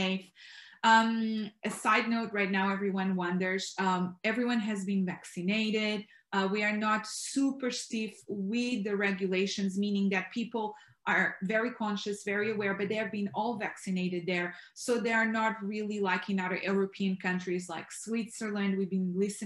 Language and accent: English; Portugal; now in Texas, United States; I am originally from Portugal